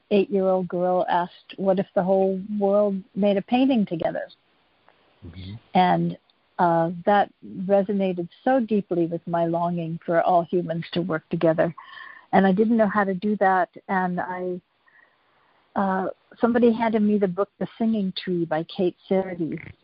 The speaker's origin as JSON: {"language": "English", "town": "Pittsburgh", "region": "Pennsylvania", "country": "United States", "tie": "born or raised there", "also_born_or_lived": "rural Virginia", "moved": "yes", "lives_now": "California, United States", "said": "I grew up in Pittsburgh, Pennsylvania"}